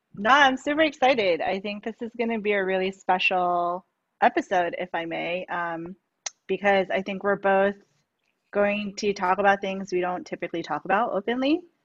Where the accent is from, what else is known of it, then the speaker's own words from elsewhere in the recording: New York, United States; now in San Francisco, United States; I was born and raised in New York.